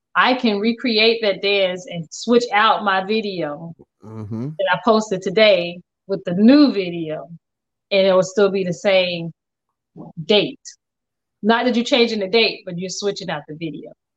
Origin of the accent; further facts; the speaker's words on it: Englewood, United States; I grew up in Englewood